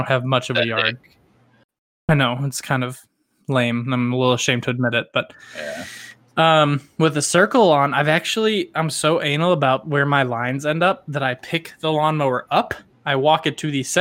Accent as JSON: {"language": "English", "region": "the South", "country": "United States", "accent": "southern", "said": "my southern roots"}